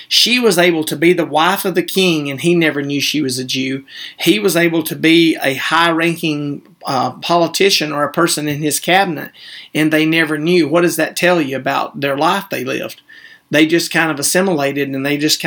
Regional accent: the Bible Belt, the South, United States; we were raised in the Bible Belt

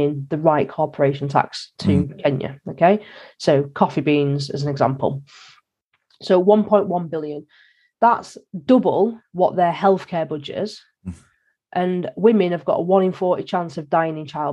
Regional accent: the North, the north of England, United Kingdom; I'm from the North

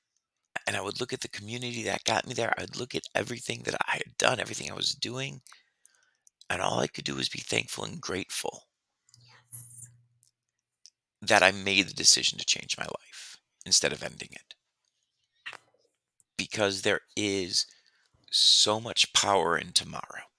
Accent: Detroit, Michigan, United States; moved away as an adult; also born or lived in New Orleans; now in Las Vegas, United States; I grew up in Detroit

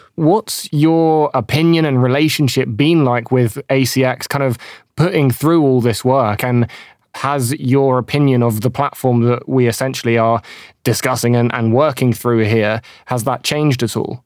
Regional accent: United Kingdom; I'm British.

